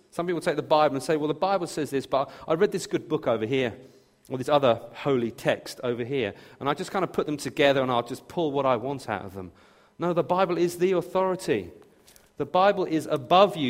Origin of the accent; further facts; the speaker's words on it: near Brighton, South East England, United Kingdom; I was born and raised near Brighton